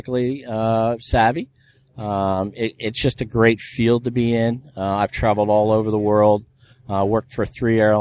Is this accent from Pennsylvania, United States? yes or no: yes; Philadelphia, Pennsylvania, United States; now in Florida, United States; I grew up in the Philadelphia region, so wind, snow, rain, hail, we're out there working on airplanes